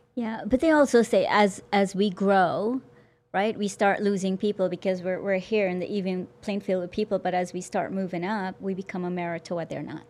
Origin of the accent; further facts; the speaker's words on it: Guyana; moved away; also born or lived in New York City / New Jersey; I'm from Guyana